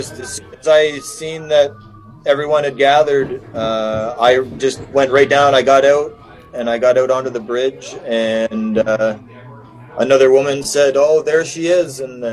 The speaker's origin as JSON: {"language": "English", "town": "Hamilton", "region": "Ontario", "country": "Canada", "said": "I'm from Hamilton."}